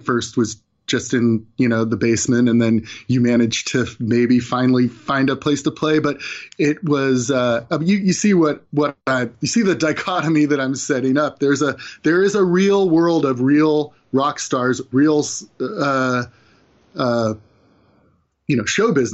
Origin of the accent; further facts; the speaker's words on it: California, United States; I grew up in California.